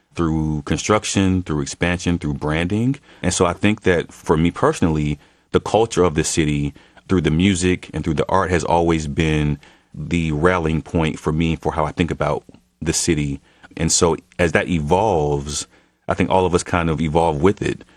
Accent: Atlanta, Georgia, United States; born or raised there

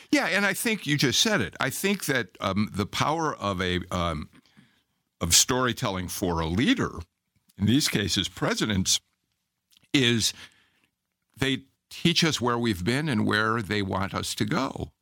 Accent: Chicago, Illinois, United States; moved away as an adult; now in Georgia, United States; I'm a Chicagoan, but I've been in Georgia for thirty-five years

